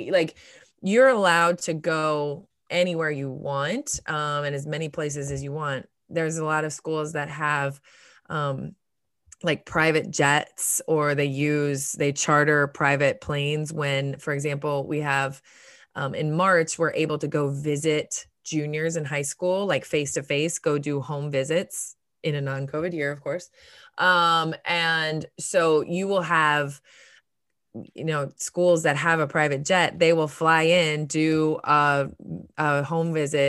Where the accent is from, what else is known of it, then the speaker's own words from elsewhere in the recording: Ohio, United States; now in Tallahassee, United States; we're partial because I came down from Ohio all those years ago.